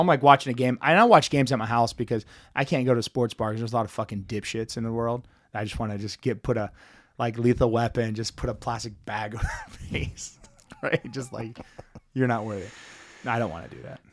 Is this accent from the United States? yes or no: yes; Dallas, Texas, United States; now in Kansas City, United States; growing up in Dallas